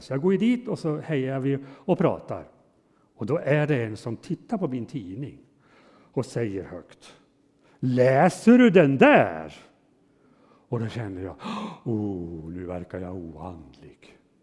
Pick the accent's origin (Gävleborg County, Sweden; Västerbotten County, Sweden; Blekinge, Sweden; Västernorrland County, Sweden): Gävleborg County, Sweden; Hudiksvall; hemma i Hudiksvall där jag är född och uppväxt i församlingen där